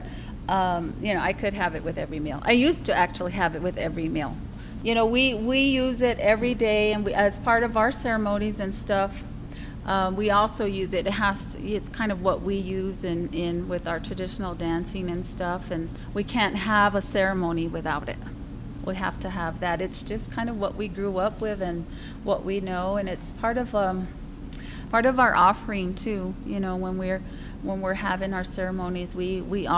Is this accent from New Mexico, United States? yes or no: yes; Laguna, New Mexico, United States; born or raised there; also born or lived in Winslow, Arizona